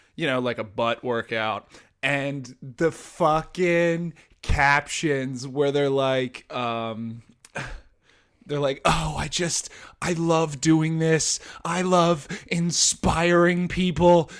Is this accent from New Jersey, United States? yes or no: yes; New Jersey, United States; I'm from New Jersey, so I I know people like from my high school, from high schools in my area